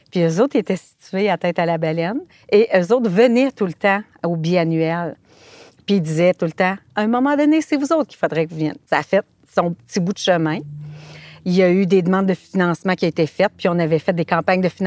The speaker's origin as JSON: {"language": "French", "area": "Côte-Nord", "region": "Quebec", "country": "Canada", "said": "c'est notre Côte-Nord quand même"}